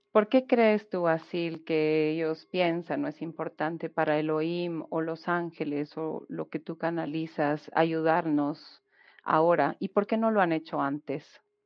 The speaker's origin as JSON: {"language": "Spanish", "country": "Guatemala", "said": "de Guatemala"}